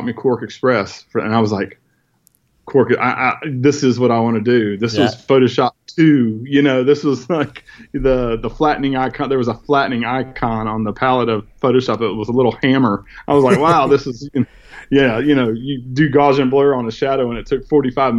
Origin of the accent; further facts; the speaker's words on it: northern Indiana, United States; now in South Carolina, United States; I grew up in Indiana, northern Indiana, near Notre Dame